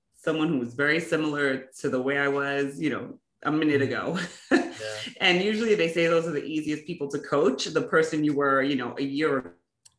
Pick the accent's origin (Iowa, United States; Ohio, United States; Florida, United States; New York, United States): New York, United States; New York City; growing up in New York City, right? So I grew up in Brooklyn and Queens